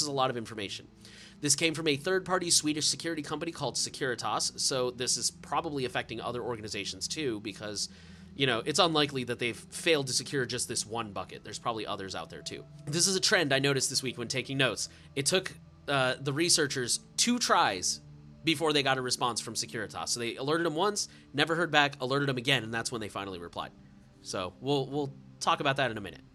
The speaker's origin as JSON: {"language": "English", "country": "United States", "said": "I'm American."}